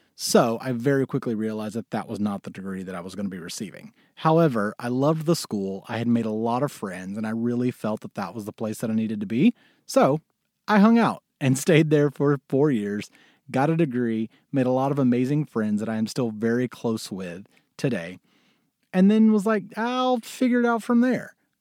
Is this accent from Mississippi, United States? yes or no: yes; Mississippi, United States; moved away as an adult; also born or lived in Syracuse, New York / New York City / Los Angeles; I was born in Mississippi